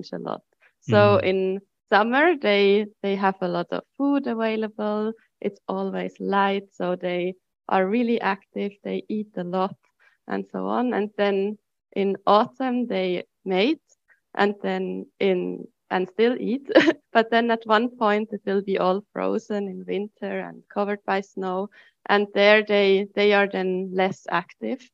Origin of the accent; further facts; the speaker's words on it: Lucerne, Switzerland; now in Zurich, Switzerland; I'm from Lucerne